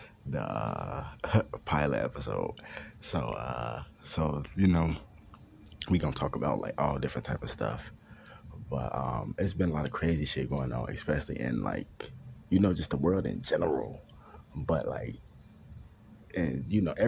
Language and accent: English; Chicago, Illinois, United States; I'm from Chicago